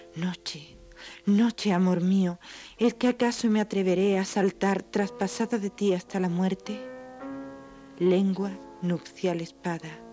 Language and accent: Spanish; San Fernando, Andalusia, Spain; De, San Fernando, es de un pueblo de la provincia de Cádiz